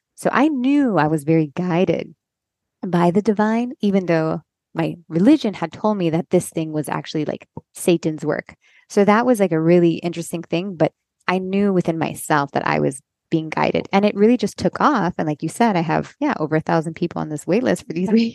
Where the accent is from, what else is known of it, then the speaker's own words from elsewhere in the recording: Miami, Florida, United States; moved away as an adult; also born or lived in Los Angeles; now in North Carolina, United States; I grew up here in Miami, a Cuban Catholic parents